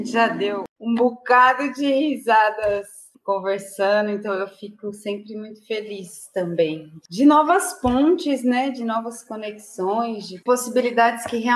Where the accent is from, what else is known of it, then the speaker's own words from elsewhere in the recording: Mauá, São Paulo, Brazil; E comecei muito cedo no ABC, sou de Mauá, criada em Mauá e vivi lá até os 18 anos.